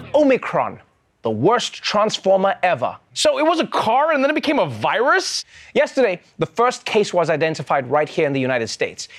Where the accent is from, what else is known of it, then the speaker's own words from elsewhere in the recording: South Africa; I too am a South African